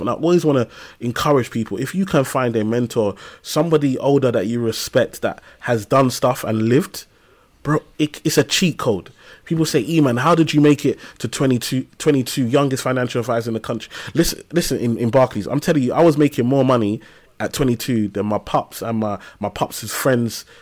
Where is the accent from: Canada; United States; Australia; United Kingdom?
United Kingdom; London; I grew up in Tower Hamlets, East London, and, um, on a council estate in a place called Lime House